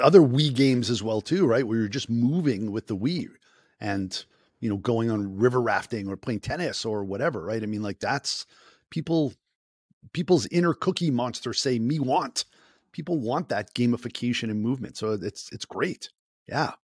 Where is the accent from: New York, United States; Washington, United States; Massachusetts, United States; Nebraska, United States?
Massachusetts, United States; Boston; accent: Boston; my Boston accent